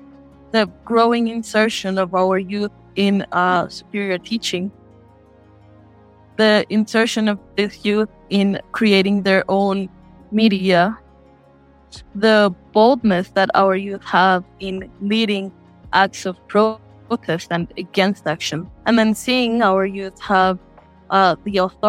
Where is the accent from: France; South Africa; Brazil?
Brazil; I am from the Pancararu people in Brazil.